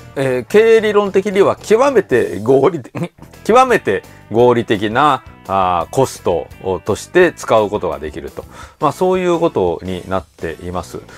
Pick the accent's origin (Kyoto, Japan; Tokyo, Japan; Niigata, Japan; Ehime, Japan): Kyoto, Japan; この京都にいて